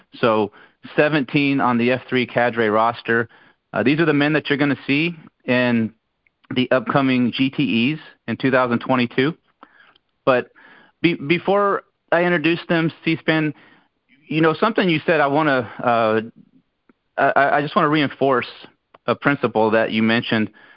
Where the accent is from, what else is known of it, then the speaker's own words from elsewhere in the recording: Brunswick County, North Carolina, United States; where I grew up in Brunswick County, North Carolina